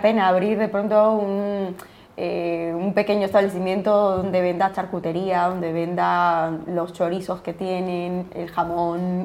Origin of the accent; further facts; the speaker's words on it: Peru; now in Spain; yo siendo peruana aquí en, España